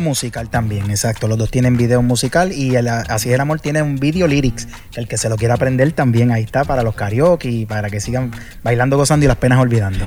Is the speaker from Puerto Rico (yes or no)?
yes; Puerto Rico; yo vengo de Puerto Rico, de, la isla y, aquí está este boricua en, un sitio tropical